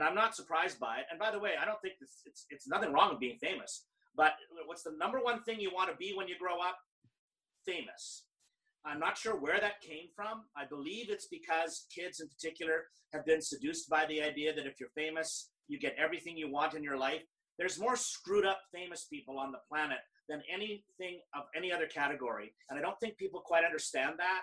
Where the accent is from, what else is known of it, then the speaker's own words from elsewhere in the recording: Canada; I'm Canadian